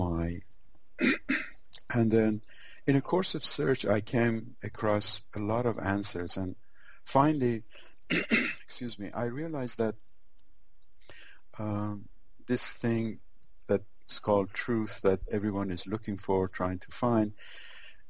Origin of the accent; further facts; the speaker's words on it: Iran; I was born in Iran